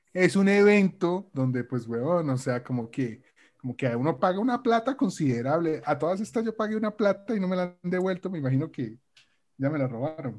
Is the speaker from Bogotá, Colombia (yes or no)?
no; Bucaramanga, Santander, Colombia; accent: bumangués; todos nosotros que nacimos en Bucaramanga